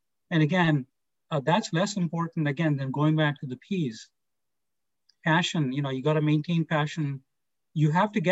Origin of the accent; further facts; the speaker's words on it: India; moved away; I grew up in India